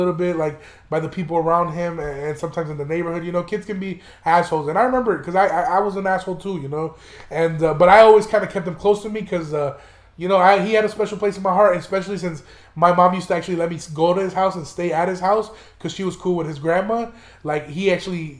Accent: Chicago, Illinois, United States; moved away; also born or lived in Aurora, Illinois; He's somebody that I grew up with in Chicago before I moved out to Aurora

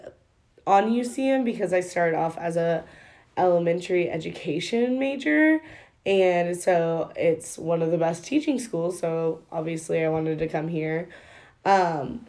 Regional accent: Brookfield, Missouri, United States; I am from Brookfield, Missouri, which is a small town

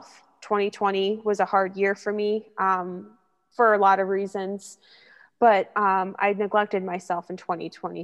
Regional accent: Syracuse, New York, United States; moved away as an adult; now in Rochester, United States; I'm from Syracuse, New York, born and raised

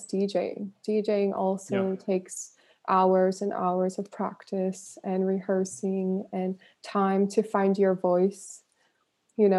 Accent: Northern California, United States; I grew up in Northern California, and I was surrounded by a lot of musicians.

